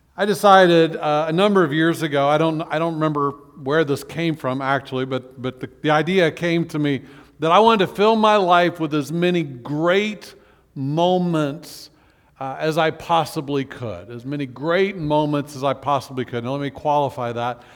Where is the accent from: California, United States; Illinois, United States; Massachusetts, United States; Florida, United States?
Florida, United States; Orlando; when I was growing up in Orlando